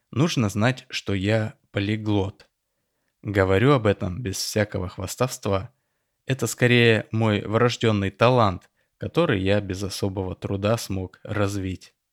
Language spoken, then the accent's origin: Russian; Tel Aviv, Tel Aviv District, Israel; Я родился и вырос в Тель-Авиве, в семье репатриантов из Советского Союза.